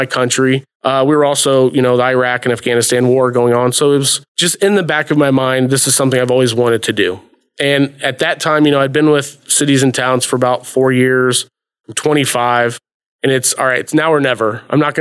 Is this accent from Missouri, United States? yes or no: no; Nashville, Indiana, United States; also born or lived in Bloomington, Indiana; now in Indianapolis, United States; originally from Nashville, Indiana, Brown County